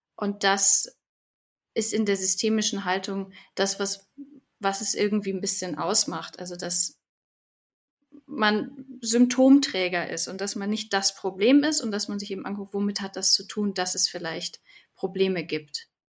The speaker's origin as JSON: {"language": "German", "town": "Munich", "region": "Bavaria", "country": "Germany", "tie": "born or raised there", "also_born_or_lived": "Heidelberg", "said": "bin aus München schon, schon immer gewesen"}